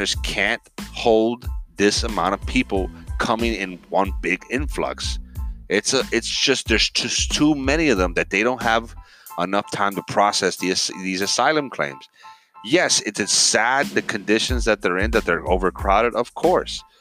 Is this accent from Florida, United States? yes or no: yes; Miami, Florida, United States; I grew up in Miami, a melting pot